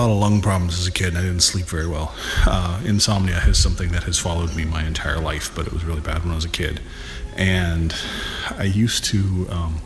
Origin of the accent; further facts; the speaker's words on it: Lompoc, California, United States; the house that I was born into in Lompoc, California.